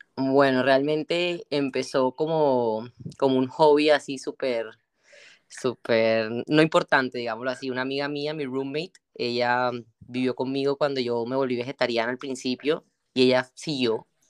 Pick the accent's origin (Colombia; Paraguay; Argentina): Colombia; moved away as an adult; also born or lived in Barranquilla, Colombia / Bogotá, Colombia; now in Spain; allá en Colombia, en en mi país, ahora que estoy por este lado